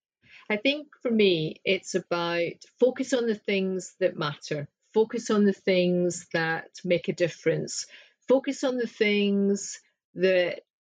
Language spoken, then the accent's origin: English; Scotland, United Kingdom; I'm Scottish